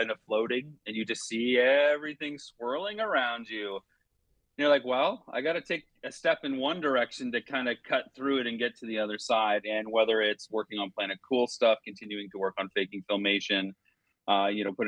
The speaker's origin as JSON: {"language": "English", "town": "London", "region": "Ontario", "country": "Canada", "tie": "born or raised there", "said": "after leaving my hometown of London, Ontario."}